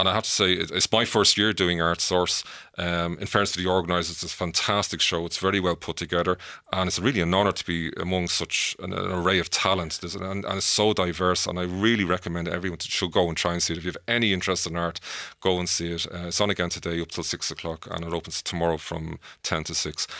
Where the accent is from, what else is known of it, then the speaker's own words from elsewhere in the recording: Dublin, Leinster, Ireland; when I was a child growing up in Artane, Dublin